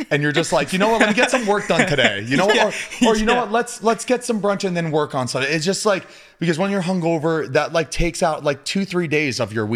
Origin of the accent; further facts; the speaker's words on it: Florida, United States; moved away; I'm from Florida